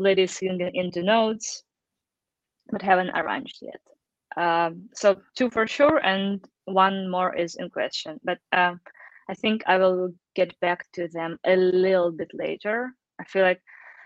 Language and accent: English; Eastern Ukraine, Ukraine; English is a second language; moved away; As a kid, I was growing up back in Ukraine in around 90s. So, of course, I didn't speak any English, like, not at all